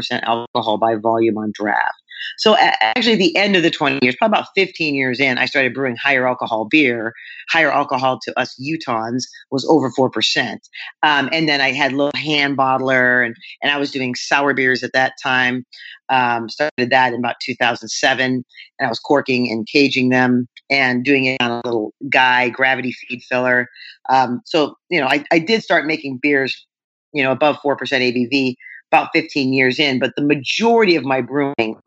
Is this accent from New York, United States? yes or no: no; Southern California, United States; I grew up in Southern California.